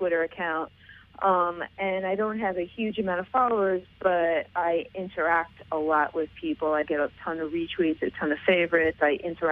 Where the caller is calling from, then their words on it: New York City, New York, United States; I'm calling from New York City